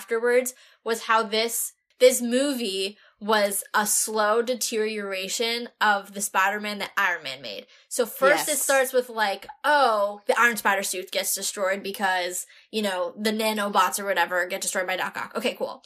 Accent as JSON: {"language": "English", "town": "New York City", "region": "New York", "country": "United States", "said": "as a New Yorker"}